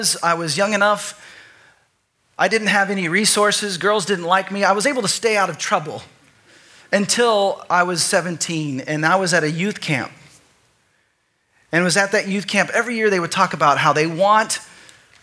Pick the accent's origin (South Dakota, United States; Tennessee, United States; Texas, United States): Texas, United States; I grew up in Texas